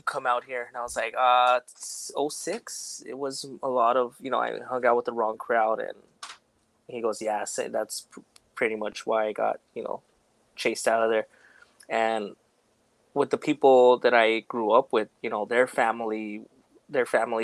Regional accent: Los Angeles, California, United States; born or raised there

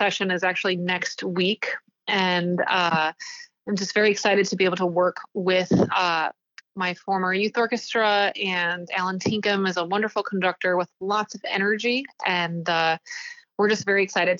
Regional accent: Chicagoland suburbs, Illinois, United States; I grew up in the Chicagoland suburbs

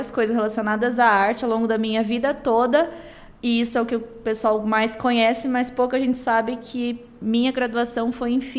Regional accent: Campo Grande, Mato Grosso do Sul, Brazil; also born or lived in Três Lagoas; Eu sou aqui do Mato Grosso do Sul, eu sou nascida em Três Lagoas, mas moro em Campo Grande desde hum, poucos meses de vida. Minha família veio para cá.

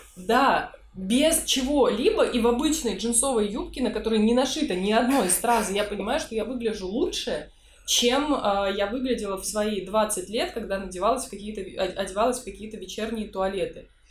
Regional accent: Saint Petersburg, Russia; я из Питера, я жила здесь все время

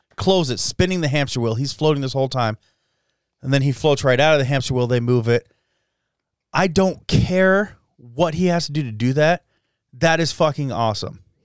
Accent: Jerome, Idaho, United States; I grew up in Jerome

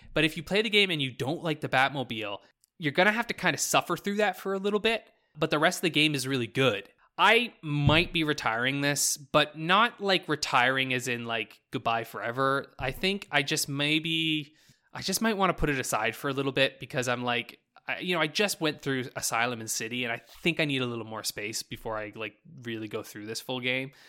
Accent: New Brunswick, Canada; now in Alberta, Canada; when I grew up in New Brunswick

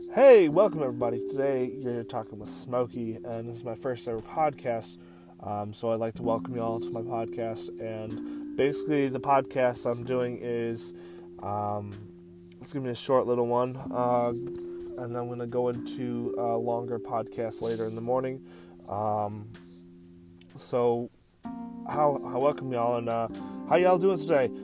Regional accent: rural Michigan, United States; now in Massachusetts, United States; I'm from the country part of Michigan

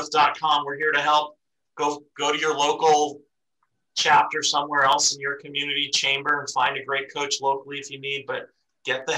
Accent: East Coast, United States; moved away; I grew up on the East Coast

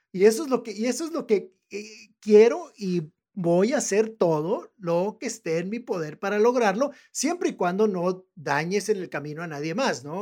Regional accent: northern Mexico, Mexico; accent: norteño; yo tengo mi acento norteño, tengo mi acento entre Tijuana, en algún lugar entre Tijuana y Monterrey, por ahí está mi acento

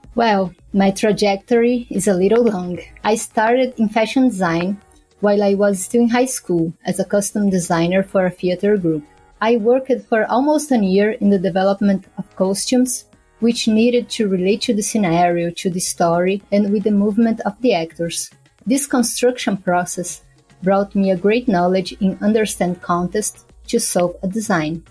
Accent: São Paulo, Brazil; moved away as an adult; also born or lived in Recife, Pernambuco; I have moved back to São Paulo, my hometown

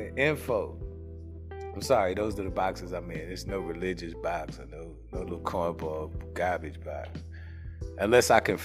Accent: New York City, New York, United States; I'm lazy tongued and I've been sipping and I'm from the Bronx and I'm born in 76

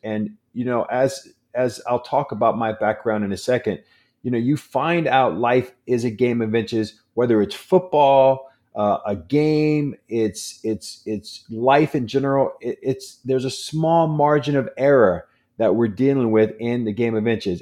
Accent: San Diego, California, United States; I'm born and raised in San Diego.

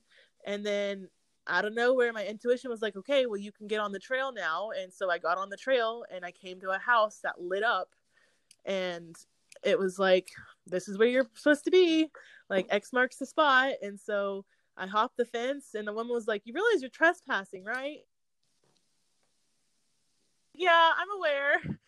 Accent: Texas, United States; born there; I was born in Hood County, and I'm from the ghetto

